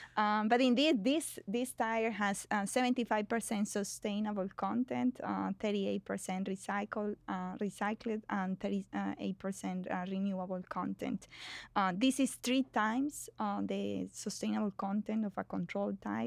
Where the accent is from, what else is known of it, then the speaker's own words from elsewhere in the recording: Colombia; moved away as an adult; now in United States; I was, um, born and raised in Colombia